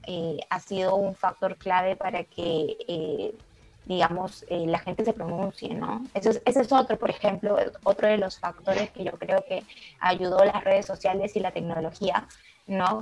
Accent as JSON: {"language": "Spanish", "country": "Peru", "moved": "yes", "lives_now": "Washington, United States", "said": "Yo soy peruana"}